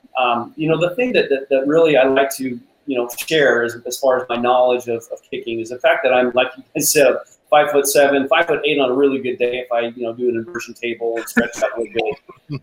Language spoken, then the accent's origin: English; United States; I grew up obviously in Washington